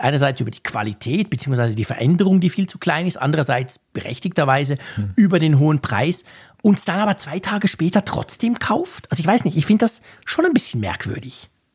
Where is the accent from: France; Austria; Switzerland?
Switzerland; wir in der Schweiz